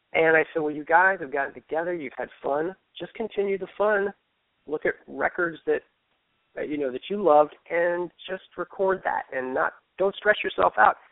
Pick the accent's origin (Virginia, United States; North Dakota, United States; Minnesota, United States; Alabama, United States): Virginia, United States; Fairfax; now in Baltimore, United States; I grew up in Fairfax